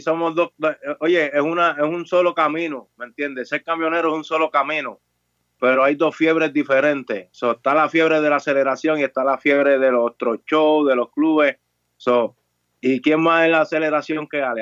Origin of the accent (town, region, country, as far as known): Puerto Rico